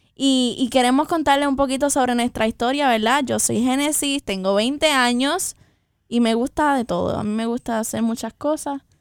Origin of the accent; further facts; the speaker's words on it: Puerto Rico; Y somos, ambas somos puertorriqueñas, de pura cepa